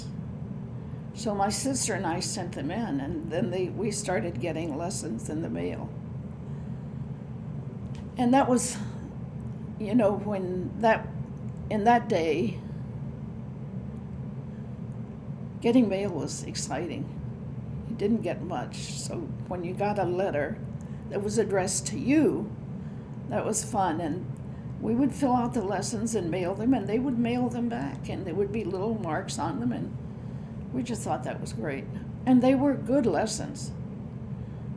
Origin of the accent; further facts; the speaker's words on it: Maryland, United States; also born or lived in Burkes Garden, Virginia / Poolesville, Maryland; I was born in Berks Garden, Virginia. It's a really hillbilly town close to Tennessee, Bristol, Tennessee, Tazewell County. We moved to Maryland when I was five